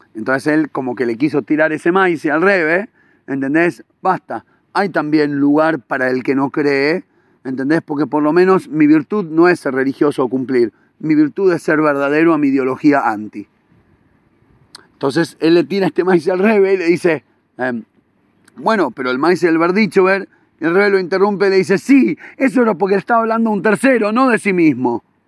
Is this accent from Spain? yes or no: no; Buenos Aires, Argentina; now in Israel; en Argentina salía, yo me acuerdo cuando era chiquito, y, iba en Villa Crespo